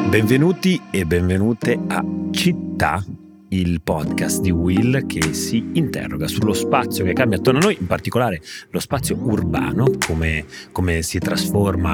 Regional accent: Genoa, Liguria, Italy; sono un genovese

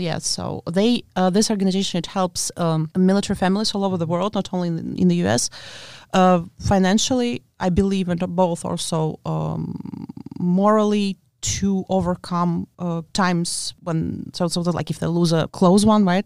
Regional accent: Latvia; English is a second language; moved away as an adult; I'm actually from Latvia

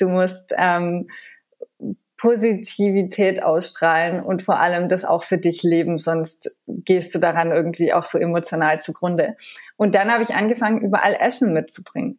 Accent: France; moved away; ich bin in Frankreich aufgewachsen

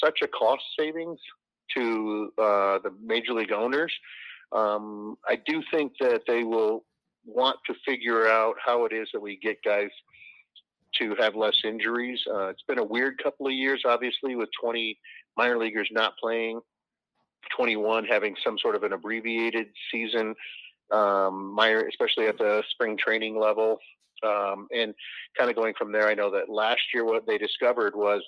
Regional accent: Cedar Rapids, Iowa, United States; I grew up right here in the Cedar Rapids area.

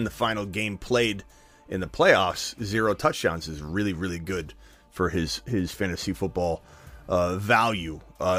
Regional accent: Arizona, United States; I'm from Arizona, so I'm a Cardinal fan

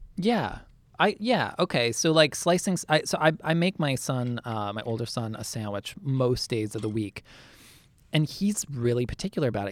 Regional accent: outside Boston, Massachusetts, United States; I grew up outside Boston

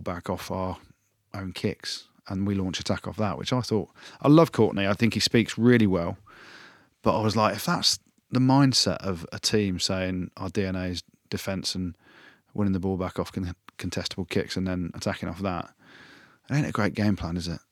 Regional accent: England, United Kingdom; I'm back in England because I'm English

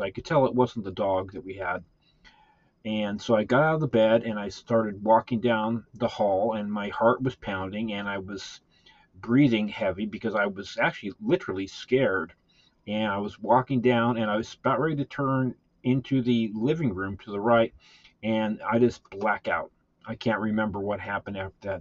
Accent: Southern California, United States; growing up in California, Southern California

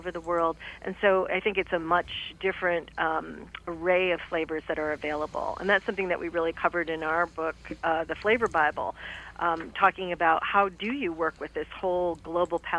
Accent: Detroit, Michigan, United States; moved away; also born or lived in Chicago / New York; I'm from Detroit

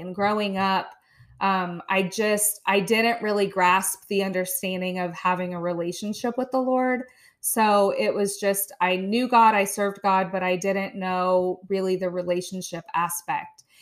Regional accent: Chillicothe, Ohio, United States; also born or lived in India; came to Chillicothe, Ohio. So I have been here since I was about fourteen and a half months old. Um, raised in a wonderful family

